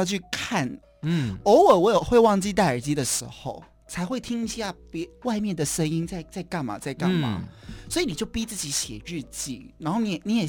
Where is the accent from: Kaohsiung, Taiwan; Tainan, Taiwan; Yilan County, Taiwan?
Kaohsiung, Taiwan; 高雄人。